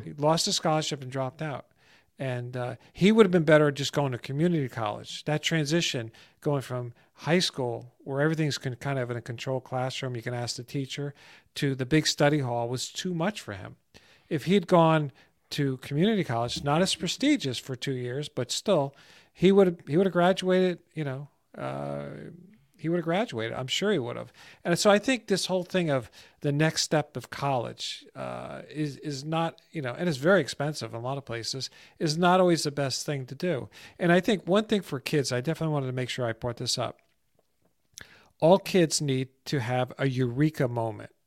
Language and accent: English; New Jersey, United States; moved away as an adult; also born or lived in Florida; Growing up in New Jersey and a neighborhood I grew up